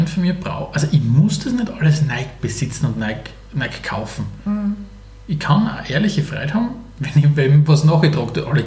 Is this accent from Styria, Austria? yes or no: yes; Styria, Austria; Aus der Oststeiermark. Also dort, wo, wo ich bin, ist es noch sehr Okay